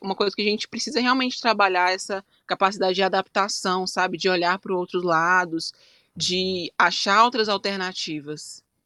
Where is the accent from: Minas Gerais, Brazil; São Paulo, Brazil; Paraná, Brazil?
Minas Gerais, Brazil; Belo Horizonte; eu sou mineira, né? Sou de Minas Gerais, Belo hum. Horizonte, mais especificamente